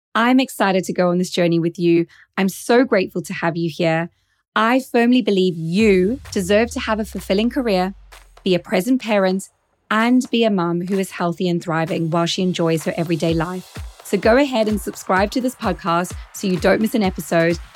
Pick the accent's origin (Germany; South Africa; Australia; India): South Africa; accent: slight South African accent; now in Norfolk, United Kingdom; I'm originally South African born, which is where you're hearing that slight accent. But nowadays, I live in Norfolk in the UK